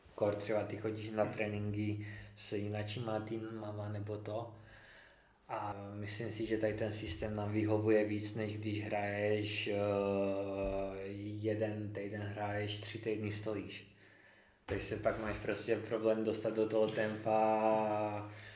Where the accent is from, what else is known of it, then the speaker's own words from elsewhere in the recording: Znojmo, South Moravian Region, Czechia; also born or lived in Brno; jsem ze Znojma, narodil jsem se ve Znojmě